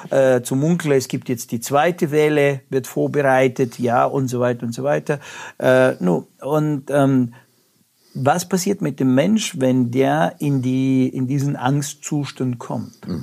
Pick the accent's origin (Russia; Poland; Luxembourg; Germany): Russia; ich komme ja aus Russland, also da war, äh, gab es mal Telefonzellen